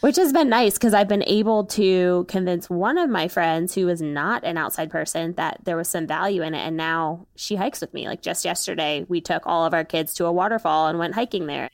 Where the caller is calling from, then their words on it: Maryland, United States; I am calling from Maryland, where I live with my husband